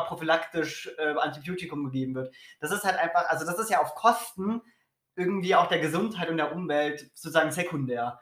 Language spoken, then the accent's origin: German; Berlin, Germany; Ich komme aus Berlin.